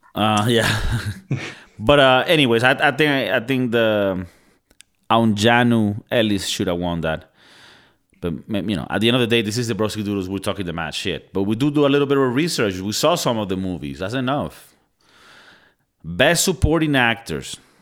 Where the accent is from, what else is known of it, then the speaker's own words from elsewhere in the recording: Venezuela; moved away; I'm from Venezuela